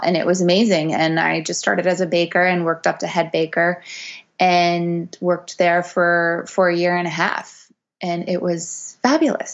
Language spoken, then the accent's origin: English; Montreal, Quebec, Canada; I'm from Montreal originally